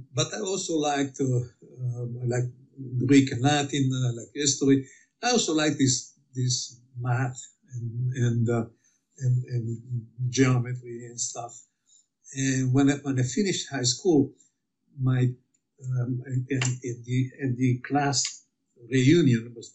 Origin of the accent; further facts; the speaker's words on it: Milan, Lombardy, Italy; moved away; I was born in Milan, Italy, in the center of the war, in the bombing in Milan